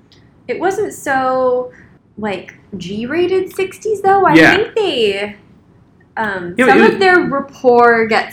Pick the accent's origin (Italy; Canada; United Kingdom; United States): United States; West Coast; I'm from the West Coast